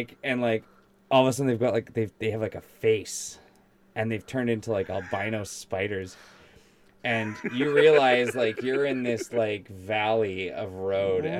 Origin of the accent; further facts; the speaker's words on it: Vancouver, British Columbia, Canada; I grew up like in East Vancouver